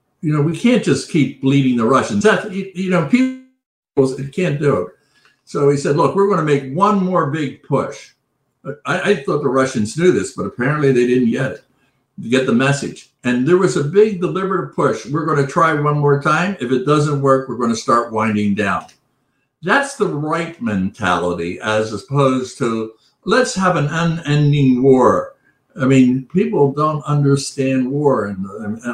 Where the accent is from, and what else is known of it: United States